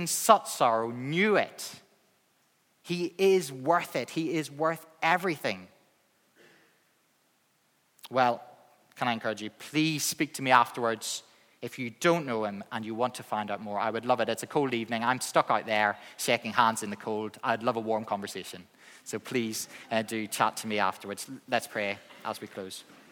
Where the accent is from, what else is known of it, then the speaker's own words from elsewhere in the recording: Northern Ireland, United Kingdom; accent: Northern Irish; my Northern Irish accent